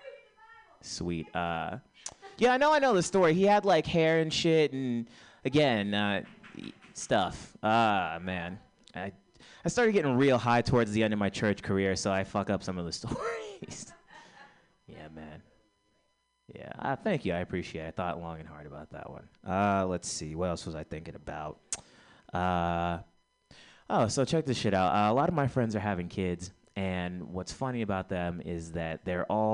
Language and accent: English; Texas, United States; moved away; I'm from Texas.